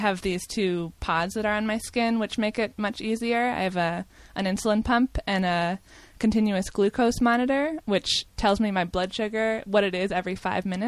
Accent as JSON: {"language": "English", "town": "New York City", "region": "New York", "country": "United States", "tie": "born or raised there", "said": "I'm from New York City"}